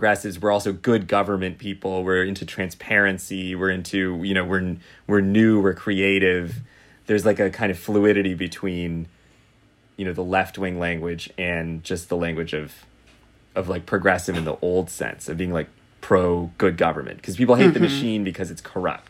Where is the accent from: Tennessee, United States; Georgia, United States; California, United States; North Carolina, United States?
California, United States; Los Angeles; moved away; I'm actually from Los Angeles.